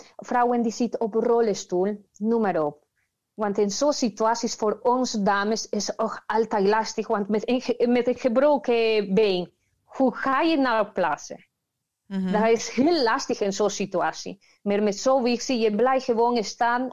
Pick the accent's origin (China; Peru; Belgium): Peru; Dutch is a second language; moved away as an adult; now in Netherlands; Ik kom uit Peru. Ik woon in Nederland al 12 jaar